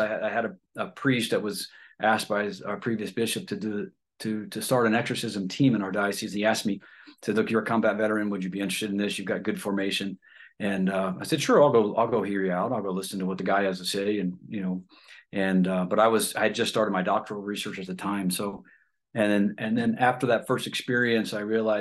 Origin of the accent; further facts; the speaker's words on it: Ohio, United States; moved away; I'm originally from Ohio